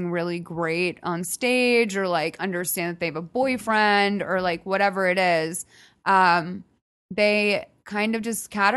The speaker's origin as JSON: {"language": "English", "region": "Midwest", "country": "United States", "moved": "yes", "lives_now": "Los Angeles, United States", "said": "I'm from the Midwest."}